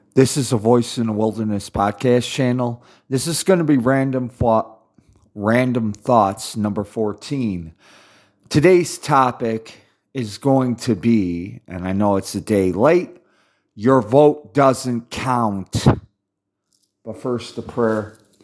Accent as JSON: {"language": "English", "country": "United States", "said": "I'm from America"}